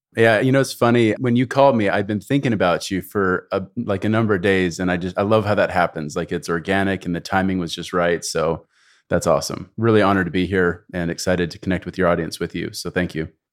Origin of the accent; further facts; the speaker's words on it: Canada; moved away as an adult; also born or lived in United States; I was raised in Canada